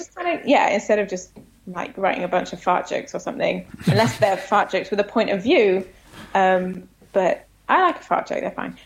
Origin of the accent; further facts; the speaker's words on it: United Kingdom; moved away as an adult; now in United States; being British